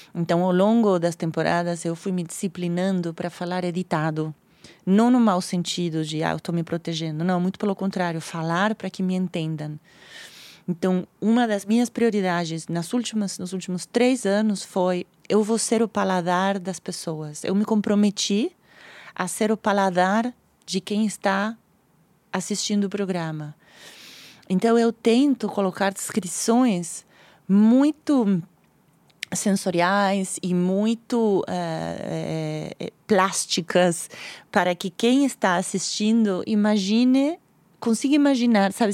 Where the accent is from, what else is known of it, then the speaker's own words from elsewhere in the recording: Argentina; Portuguese is a second language; now in Brazil; eu sou argentina